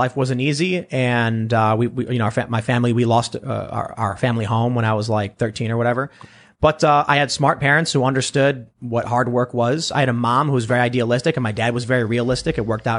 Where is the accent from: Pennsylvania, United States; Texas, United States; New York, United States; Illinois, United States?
Illinois, United States; Chicago; Yeah, I'm from the South Side